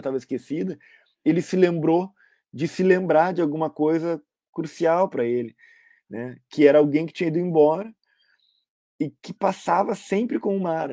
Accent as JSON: {"language": "Portuguese", "region": "Rio Grande do Sul", "country": "Brazil", "tie": "born or raised there", "said": "quase todos nós nascemos no Rio Grande do Sul"}